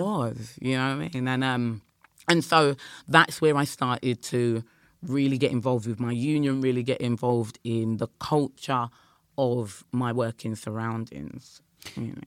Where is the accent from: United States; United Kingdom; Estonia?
United Kingdom; Croydon, London; we're from South London, Croydon